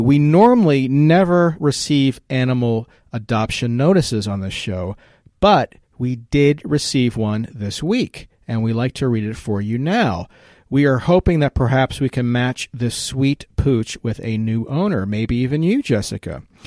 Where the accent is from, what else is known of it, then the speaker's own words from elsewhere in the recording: Virginia, United States; my home state of Virginia